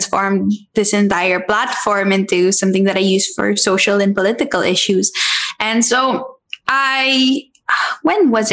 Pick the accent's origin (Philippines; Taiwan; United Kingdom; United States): Philippines; a Filipina who loves the Philippines